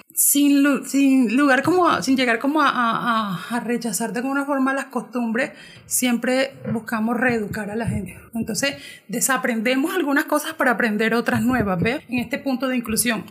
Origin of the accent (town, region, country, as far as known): Colombia